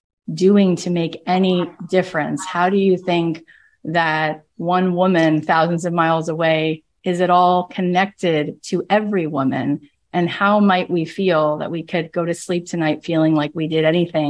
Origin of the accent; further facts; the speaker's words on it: Florida, United States; When I was in college, I grew up in Florida. I went to Florida State. And I never really thought about being different or being Jewish. I grew up really secular.